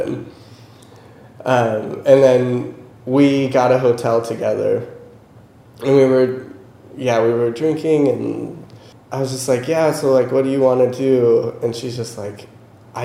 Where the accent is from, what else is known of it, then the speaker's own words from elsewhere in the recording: United States; I'm like American